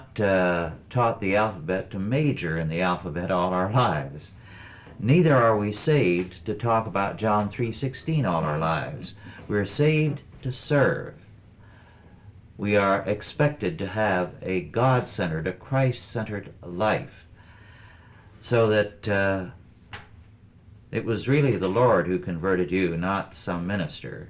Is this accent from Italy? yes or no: no; Kingsburg, California, United States; now in Calaveras County, United States; my hometown, Kingsburg, California